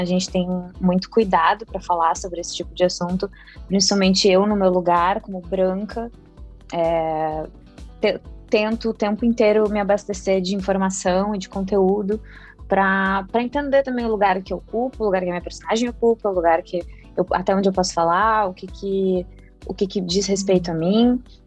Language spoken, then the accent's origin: Portuguese; Porto Alegre, Rio Grande do Sul, Brazil; Eu sou do Rio Grande do Sul